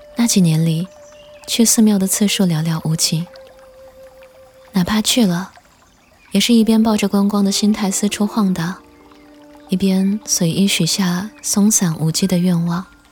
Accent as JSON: {"language": "Chinese", "area": "next to Mount Putuo", "region": "Zhejiang", "country": "China", "tie": "born or raised there", "said": "因为我就出生长大在普陀山的边上"}